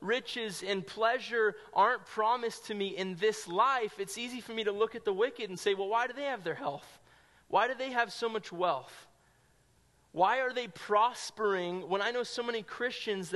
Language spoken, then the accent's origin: English; Sonoma County, California, United States; I grew up in Sonoma County, California, probably like an hour and a half north of San Francisco